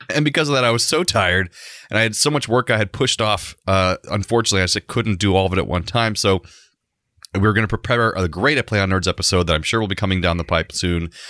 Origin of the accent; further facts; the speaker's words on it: Central Florida, United States; growing up in Central Florida